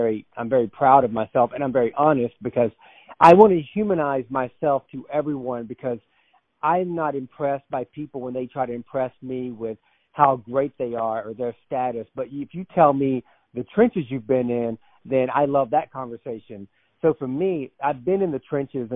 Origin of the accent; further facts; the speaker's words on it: North Georgia, United States; I was born and raised in North Georgia. So I'm a Southern guy. I was raised in the North Georgia mountains